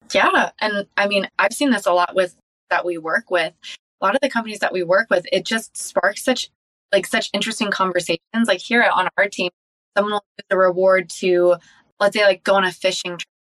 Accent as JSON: {"language": "English", "town": "Encinitas", "region": "California", "country": "United States", "tie": "born or raised there", "said": "I grew up in Encinitas, California"}